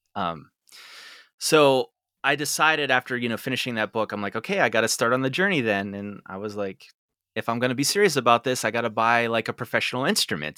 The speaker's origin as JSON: {"language": "English", "town": "Derry", "region": "Pennsylvania", "country": "United States", "tie": "born or raised there", "said": "I grew up and lived in Derry"}